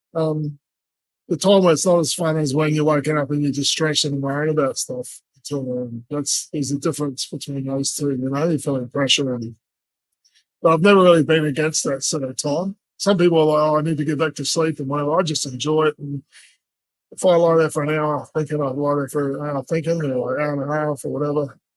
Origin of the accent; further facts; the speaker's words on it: Brisbane, Queensland, Australia; also born or lived in New Zealand; I'm from New Zealand, but Brisbane's my home. It's where I've grown up since I was nine years old.